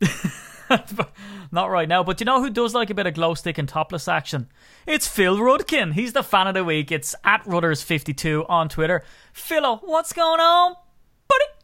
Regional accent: Ireland; growing up in Ireland

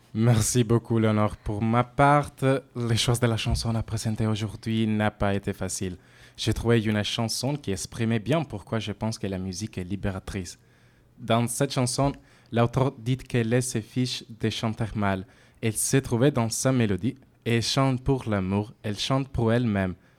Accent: Italy; accent: Italian; French is a second language; moved away as an adult; now in Bordeaux, France; comme vous l'avez peut être deviné à mon accent, je suis italienne.

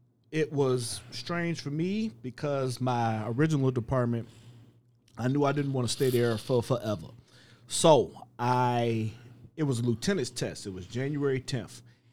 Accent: Cleveland, Ohio, United States

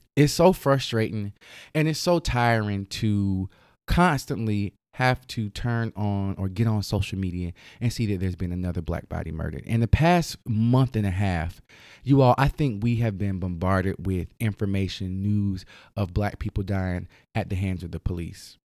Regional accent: North Carolina, United States; in my home state of North Carolina

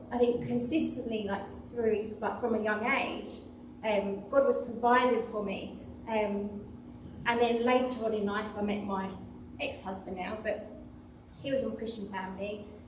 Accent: Chislehurst, London, United Kingdom; moved away; I wasn't from around here, I was actually from Chislehurst

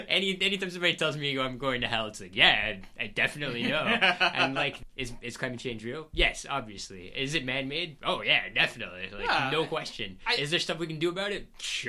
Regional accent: Texas, United States; now in New York, United States; As a Texan, I feel okay here.

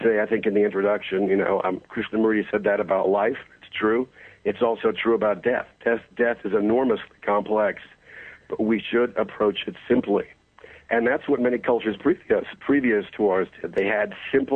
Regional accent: United States; my character as an American

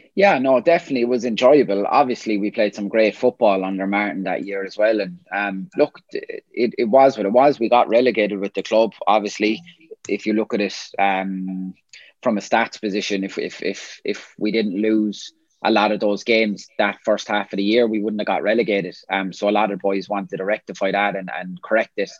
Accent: Limerick, Munster, Ireland; born or raised there; moved away as an adult; also born or lived in Scotland

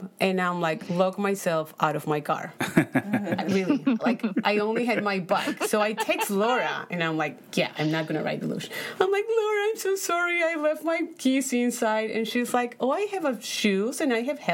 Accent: Paraguay; English is a second language; moved away as an adult; now in United States; So I come from Paraguay. I was born in Paraguay. I moved here 8 years ago

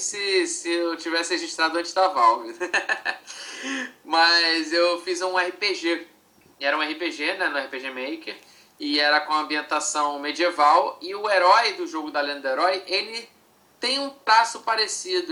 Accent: Rio de Janeiro, Brazil; eu sou, sou, do Rio de Janeiro

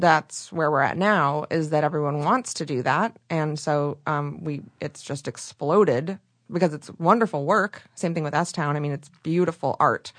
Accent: Michigan, United States; moved away as an adult; also born or lived in Chicago; now in Los Angeles, United States; I'm from Michigan

